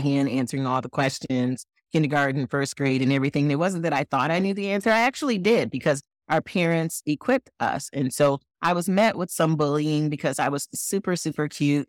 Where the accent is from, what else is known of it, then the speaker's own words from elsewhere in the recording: Flint, Michigan, United States; I was born in Flint, Michigan, and my parents raised both my brother